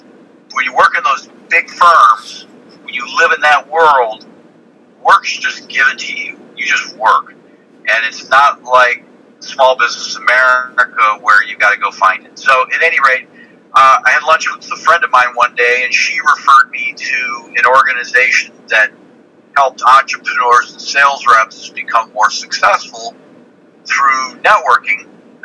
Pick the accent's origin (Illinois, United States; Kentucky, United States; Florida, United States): Illinois, United States; Chicago; born there; I was born in Chicago. My father was a high school teacher, and when I was finishing up kindergarten, he decided he was going to get his PhD.